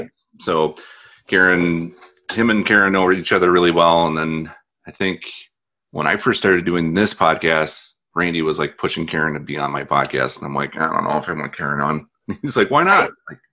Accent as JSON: {"language": "English", "region": "Northwest Indiana", "country": "United States", "tie": "born or raised there", "moved": "as an adult", "lives_now": "Wisconsin, United States", "said": "I grew up in Northwest Indiana"}